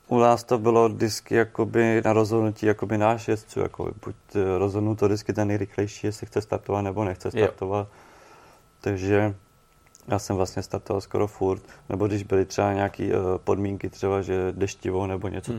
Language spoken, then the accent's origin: Czech; Czechia; jsem z Čech